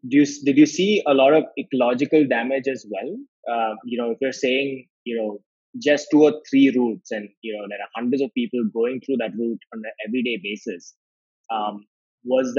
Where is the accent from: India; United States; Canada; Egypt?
India; Chennai, Tamil Nadu; I'm from Chennai